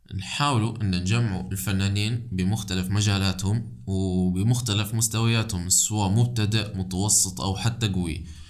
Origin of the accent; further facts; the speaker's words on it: Libya; أنا من ليبيا